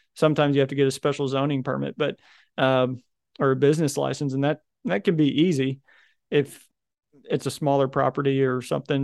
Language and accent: English; Little Rock, Arkansas, United States; I'm from Little Rock, Arkansas